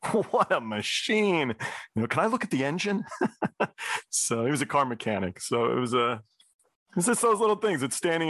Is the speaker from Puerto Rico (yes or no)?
no; England, United Kingdom; I'm English. My mom's English.